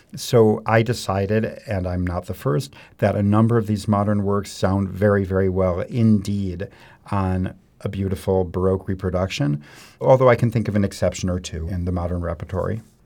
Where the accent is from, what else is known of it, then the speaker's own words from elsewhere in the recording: Mount Prospect, Illinois, United States; moved away as an adult; also born or lived in Baltimore / New York / Paris; I grew up in the Chicago suburbs in Mount Prospect